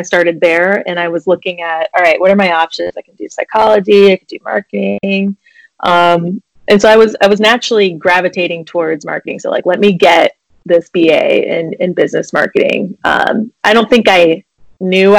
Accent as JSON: {"language": "English", "region": "Iowa", "country": "United States", "tie": "born or raised there", "said": "I grew up in Iowa, so driving around and hitting up garage sales on the weekends was like a very exciting thing."}